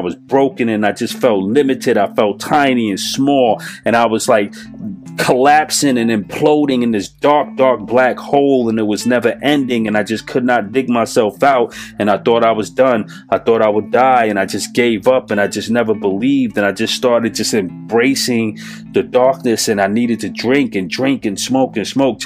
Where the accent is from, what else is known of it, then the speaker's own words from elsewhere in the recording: New York City, New York, United States; I'm from New York City